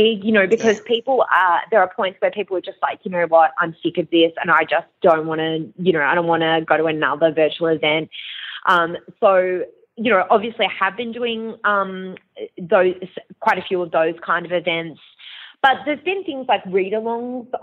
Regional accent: Perth, Western Australia, Australia; moved away; also born or lived in Long Island, United States; I'm originally from Perth

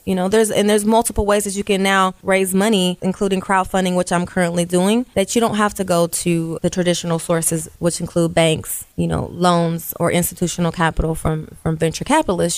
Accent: Columbus, Ohio, United States; I grew up in Columbus

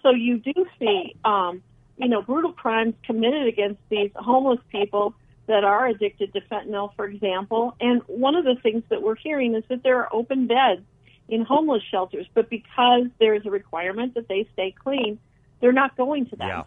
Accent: Phoenix, Arizona, United States; I was born in Phoenix and I grew up here

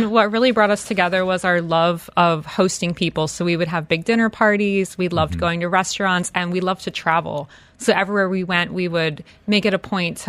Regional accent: Philadelphia, Pennsylvania, United States; now in Dubai, United Arab Emirates; I'm from Philadelphia.

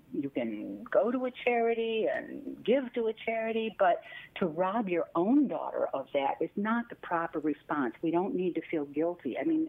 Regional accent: Midwest, United States; I'm a Midwesterner. And also, I mean, mine would have been in the 60s and 70s.

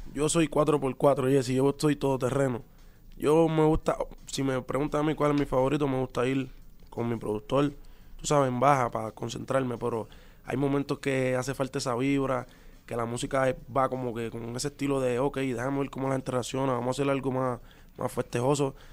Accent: Puerto Rico; los boricuas somos así también

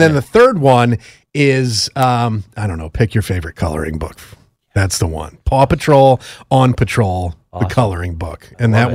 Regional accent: Stamford, Connecticut, United States; my hometown, Stamford, Connecticut

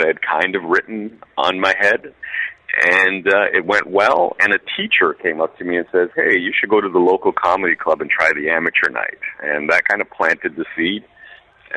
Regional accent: Toronto, Ontario, Canada; also born or lived in Port of Spain, Trinidad and Tobago; Trinidad and Tobago, shout out to all my people. grew up in Toronto, Canada

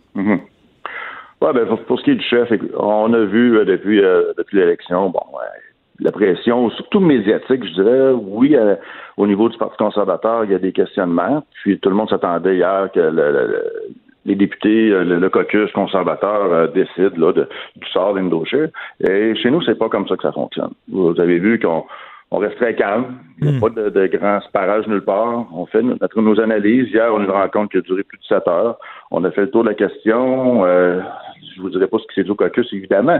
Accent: Quebec, Canada; chez nous, au Québec

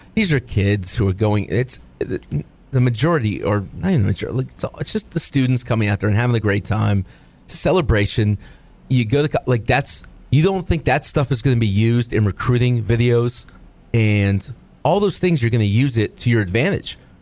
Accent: Florida, United States; knew I was from Florida

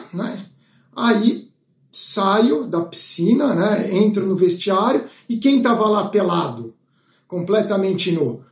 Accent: Brazil; eu sou de Brasil

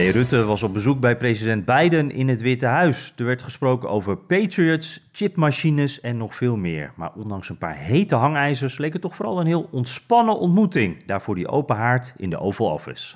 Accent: Netherlands; wij als Nederlanders

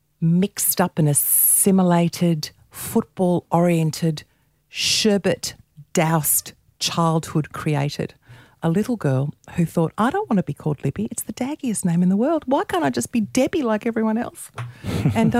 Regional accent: Melbourne, Victoria, Australia; when I grew up in Melbourne in the 70s

